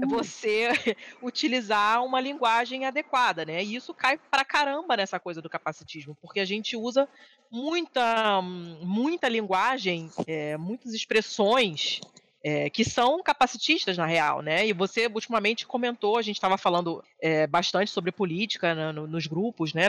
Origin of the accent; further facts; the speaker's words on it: Rio de Janeiro, Brazil; moved away; no prédio onde eu nasci, fui criada no Rio